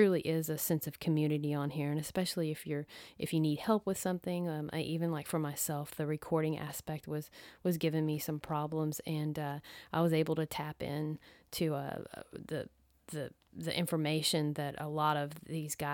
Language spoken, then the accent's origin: English; Dallas, Texas, United States; I am from Dallas, Texas